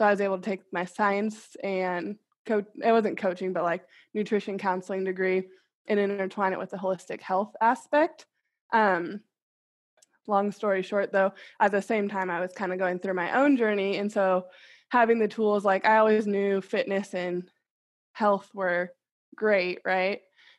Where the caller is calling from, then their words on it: Kansas City, United States; I'm 29 to get practice doing it. I'm calling in from Kansas City.